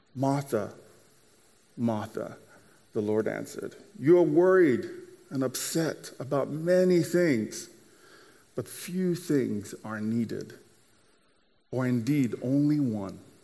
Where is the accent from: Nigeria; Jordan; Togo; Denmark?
Nigeria; now in United States; growing up in Nigeria and then moving over here to the States